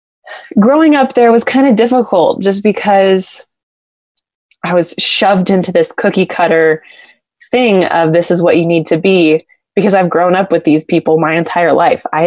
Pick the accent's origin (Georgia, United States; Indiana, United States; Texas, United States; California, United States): California, United States; Exeter; moved away as an adult; now in Rexburg, United States; Well, actually Exeter, California